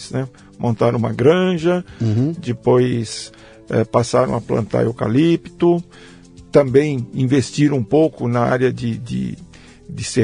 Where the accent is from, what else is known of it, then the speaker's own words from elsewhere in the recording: Várzea Paulista, São Paulo, Brazil; Eu nasci em São Paulo, hum. mas eu não morava em São Paulo. A gente morava num pequeno sítio que antes era, era Jundiaí, hoje é, hoje é Várzea Paulista.